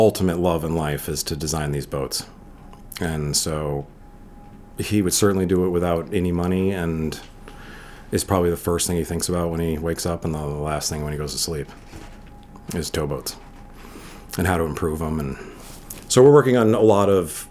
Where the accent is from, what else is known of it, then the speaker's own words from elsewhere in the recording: Connecticut, United States; I grew up on Boston Whalers and was running around the Connecticut shores when I was 9 by myself on it